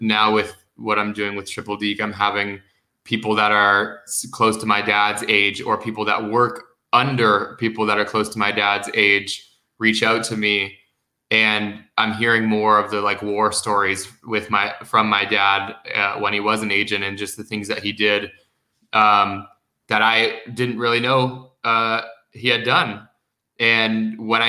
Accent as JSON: {"language": "English", "country": "United States", "tie": "born or raised there", "also_born_or_lived": "Los Angeles, California / Palm Springs, California / Scottsdale, Arizona", "said": "I spent about the first 10 years of my life in and out of LA, in Los Angeles and outside of it in Palm Springs, before moving over to Scottsdale, and then lived in Scottsdale for the next 15 years of my life"}